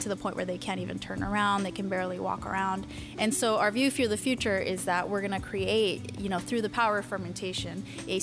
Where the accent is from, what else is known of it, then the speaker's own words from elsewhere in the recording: Mexico City, Mexico; moved away; I was born in Mexico City